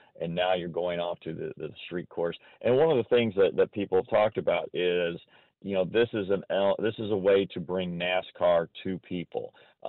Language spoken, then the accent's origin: English; Indiana, United States; I'm from the Midwest, love Chicago style pizza.